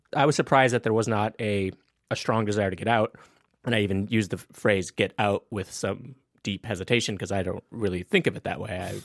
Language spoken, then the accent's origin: English; Napoleon, North Dakota, United States; moved away; I grew up in a really small town, a remote little place called Napoleon, North Dakota